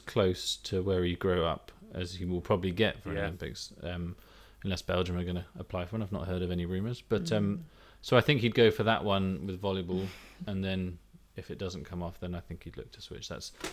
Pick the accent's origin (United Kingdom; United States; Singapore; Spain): United Kingdom; England; I'm from England